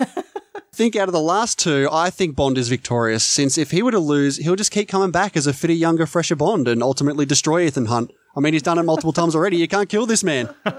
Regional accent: Australia; I'm Australian

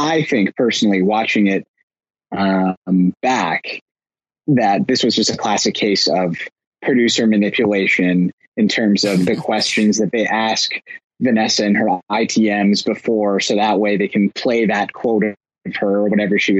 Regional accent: Canada; as a Canadian

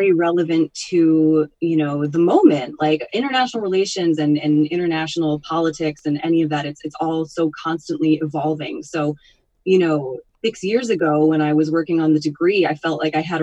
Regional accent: Northwest Connecticut, United States; now in Hudson Valley, United States; I grew up in Northwest Connecticut

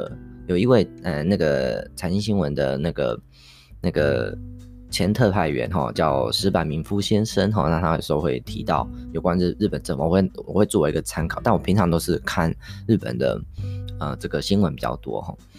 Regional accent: Taiwan; 我们台湾这边并没有那么常在谈安倍政府的东西

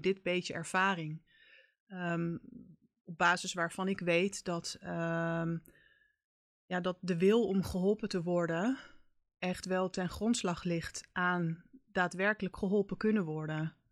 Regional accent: Haarlem, North Holland, Netherlands; also born or lived in Amsterdam; Ik ben eh, geboren en getogen in Haarlem

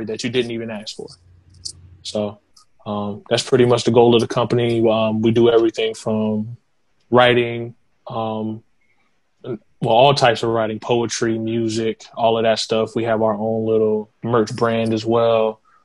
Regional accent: Kingstree, South Carolina, United States; also born or lived in Boston, Massachusetts / Florence, South Carolina; I moved to King Street when I was 4 years old, and I kind of just been in the area ever since

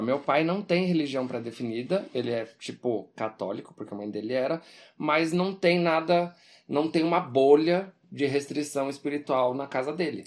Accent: Brazil

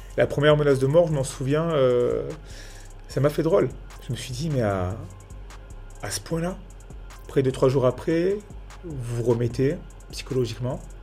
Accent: Nice, Provence-Alpes-Côte d'Azur, France; je viens tout droit de Nice, quartier de Nice, Saint-André-de-la-Roche exactement

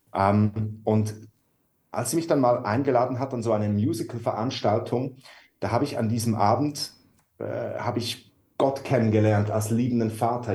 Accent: Switzerland; moved away as an adult; now in Hamburg, Germany; wir sind Schweizer und wohnen eigentlich so seit zwei Jahren in Deutschland

